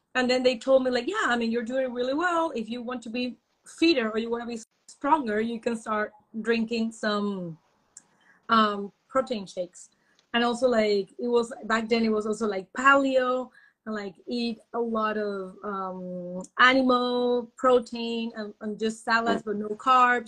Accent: Panama; moved away as an adult; now in Germany; I am from Panama actually, and I'm living in Germany since almost almost six years already.

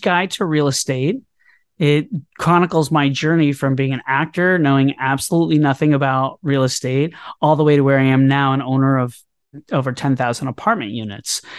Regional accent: Orlando, Florida, United States; born or raised there; also born or lived in New York City; now in Brooklyn, New York, United States

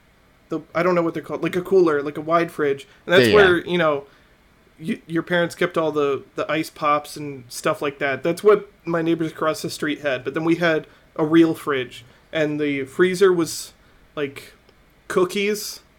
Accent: Midwest, United States; No, that's growing up in the Midwest.

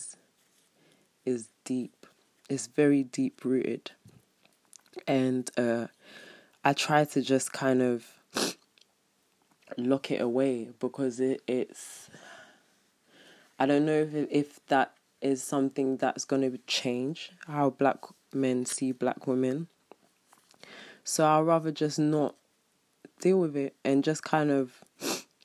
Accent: London, United Kingdom; I'm from London

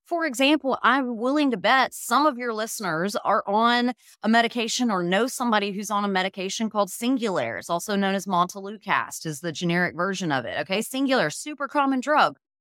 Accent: Birmingham, Alabama, United States; I am originally from Birmingham, Alabama

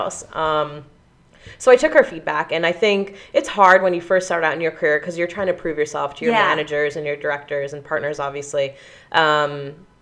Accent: Pennsylvania, United States; I'm from Pennsylvania

